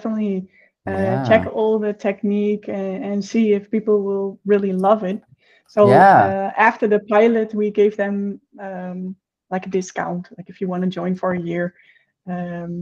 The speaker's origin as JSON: {"language": "English", "country": "Netherlands", "moved": "yes", "lives_now": "Brazil", "said": "I am currently living in Brazil, and I am from the Netherlands."}